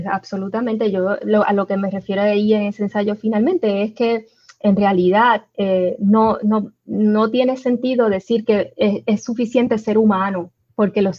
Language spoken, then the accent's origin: Spanish; Puerto Rico; yo estoy allá, pero me identifico como puertorriqueña en la medida en que soy discriminada por serlo y soy más puertorriqueña allá que incluso acá